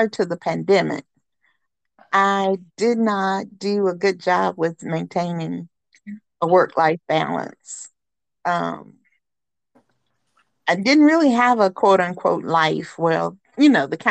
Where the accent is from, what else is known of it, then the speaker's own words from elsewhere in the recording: Charlotte, North Carolina, United States; I grew up downtown Charlotte in Wesley Heights. It's like, a mile from the Panther Stadium.